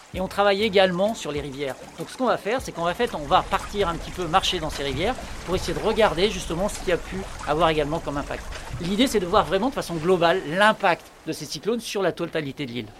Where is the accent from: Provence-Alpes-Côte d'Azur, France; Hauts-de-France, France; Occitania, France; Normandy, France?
Hauts-de-France, France; Picardy; moved away; je suis originaire de Picardie